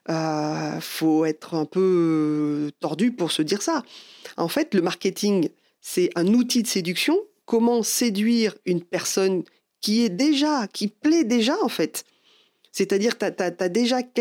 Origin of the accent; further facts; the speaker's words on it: France; Bon, bah, je suis désolé, mais déjà en tant que Français, on est râleur.